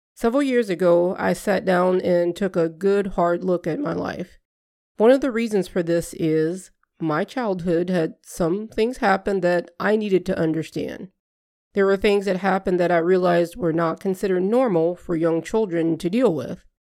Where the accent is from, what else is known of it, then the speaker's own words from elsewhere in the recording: Southern Louisiana, United States; now in Midwest, United States; I grew up in Southern Louisiana